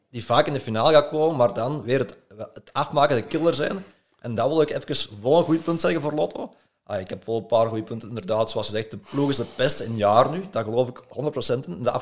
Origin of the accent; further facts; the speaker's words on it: Belgium; we zijn nu als Belgen